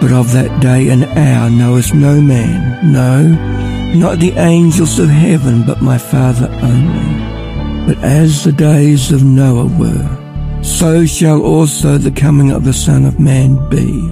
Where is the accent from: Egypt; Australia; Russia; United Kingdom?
Australia; Ballarat, Victoria; I'm from Ballarat